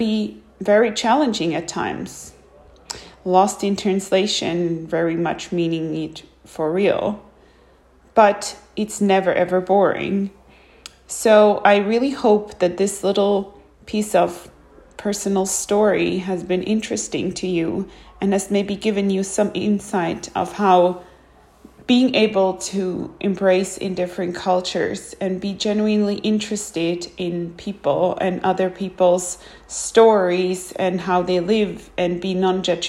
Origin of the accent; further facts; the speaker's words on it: Switzerland; Growing up in Switzerland with its multiple language